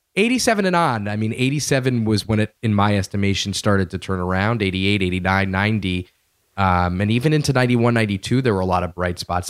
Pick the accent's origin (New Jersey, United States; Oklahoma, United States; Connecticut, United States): Connecticut, United States; Connecticut, by the way, my home state